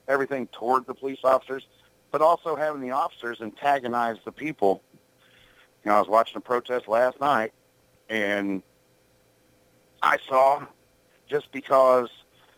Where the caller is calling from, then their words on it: Illinois, United States; And I'm calling from Illinois.